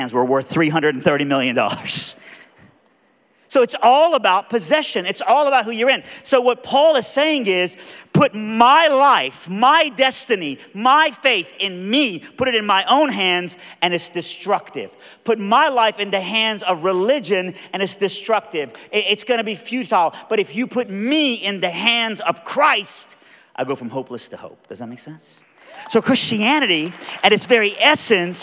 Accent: Iran; moved away; I'm from Iran

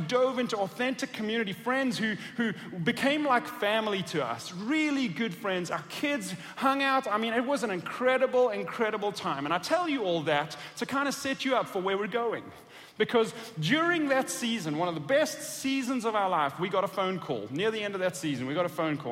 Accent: South Africa; moved away as an adult; also born or lived in Atlanta, Georgia; I was born and raised in South Africa

